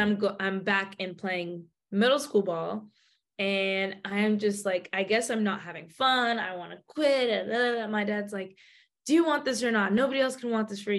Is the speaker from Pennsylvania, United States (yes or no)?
no; Bay Area, California, United States; I'm from the Bay Area